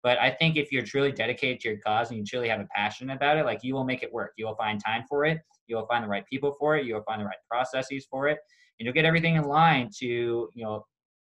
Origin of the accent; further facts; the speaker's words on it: Kansas City, United States; moved away; I'm from Kansas City originally